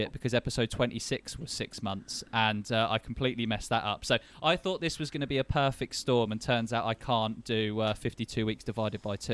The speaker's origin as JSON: {"language": "English", "region": "London", "country": "United Kingdom", "said": "I'm from London"}